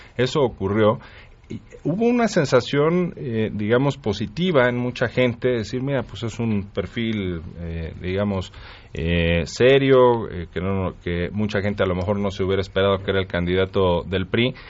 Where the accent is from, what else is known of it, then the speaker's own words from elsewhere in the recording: Mexico City, Mexico; Aquí en la Ciudad de México, yo soy chilango